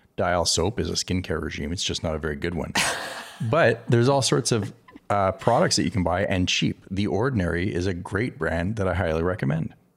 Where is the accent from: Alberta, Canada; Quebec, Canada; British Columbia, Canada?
Quebec, Canada; Montreal; also born or lived in California; now in Texas, United States; growing up in Canada